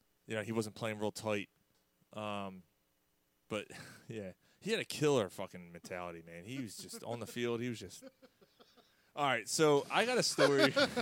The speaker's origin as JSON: {"language": "English", "town": "Philadelphia", "region": "Pennsylvania", "country": "United States", "said": "where are you from? Like, Philly."}